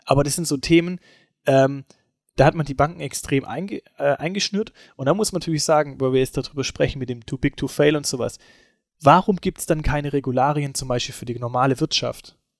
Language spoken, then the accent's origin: German; Germany; also born or lived in Esslingen; bei uns in Deutschland